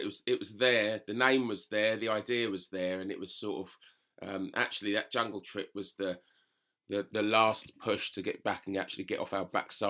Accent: London, United Kingdom; I'm originally a Londoner, so the mountains and the outdoors was a thing that the military sort of pushed me into.

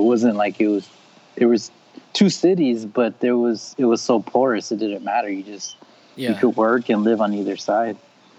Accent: El Paso, Texas, United States; hey, this guy identifies as Latino, even though I am white passing. Like growing up, I'm originally from El Paso, Texas.

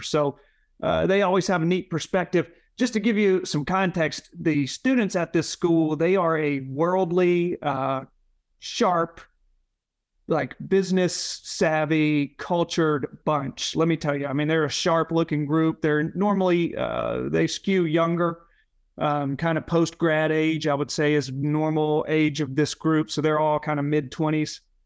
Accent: Leland, Mississippi, United States; now in Memphis, United States; I had friends from my hometown in Leela, Mississippi

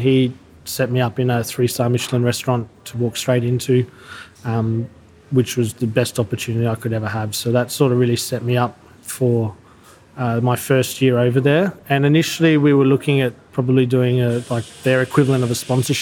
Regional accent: Brisbane, Queensland, Australia; moved away as an adult; also born or lived in Paris; I best memories of my life's growing up in Brisbane.

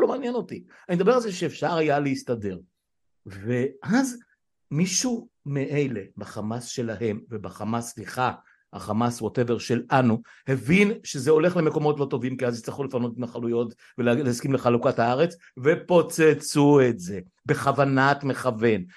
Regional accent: Israel; צמחנו וגדלנו פה עוד משחר ילדותי עוד לפני מלחמת ששת הימים

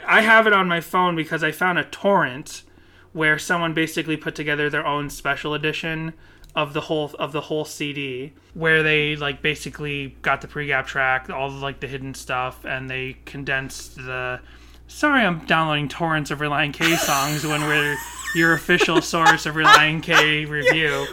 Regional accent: Burlington, Massachusetts, United States; I had lots of street smarts growing up in Burlington, Massachusetts.

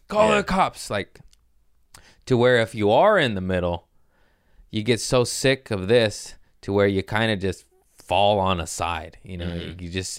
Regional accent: United States; I'm American.

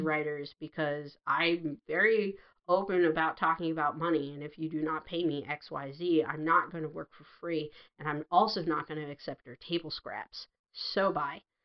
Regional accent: United States; growing up in America in like the 90s and 80s

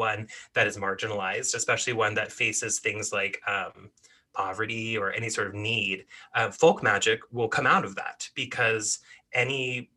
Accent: Oregon, United States; growing up in, especially a place like Oregon

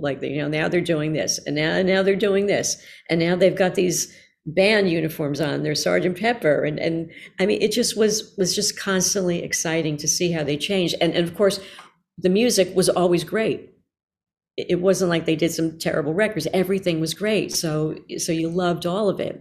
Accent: Newark, New Jersey, United States; I grew up in New Jersey, in, uh, Newark, New Jersey mostly.

